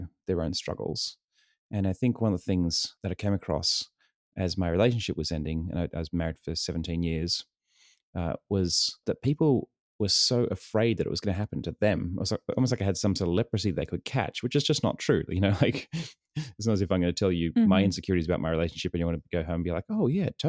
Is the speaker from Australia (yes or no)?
yes; Sydney, New South Wales, Australia; moved away as an adult; also born or lived in New York; now in San Diego, United States; I was born and raised in Sydney, New South Wales, and lived there for most of my life, and then moved to the States almost 8 years ago